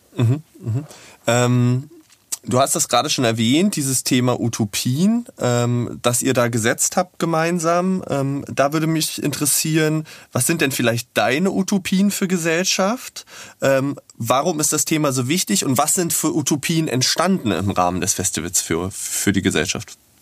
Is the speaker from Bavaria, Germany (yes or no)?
no; Berlin, Germany; für mich als Berliner